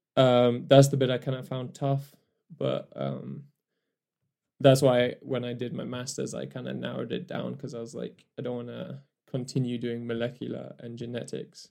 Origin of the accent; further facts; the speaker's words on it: Kenya; moved away as an adult; also born or lived in Newcastle, England; I was born in Kenya